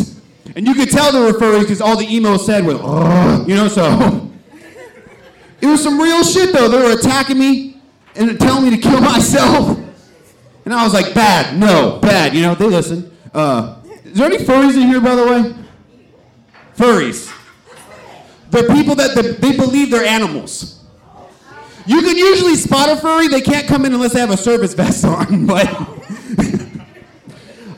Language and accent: English; Stockton, California, United States; growing up in Stockton was pretty rough.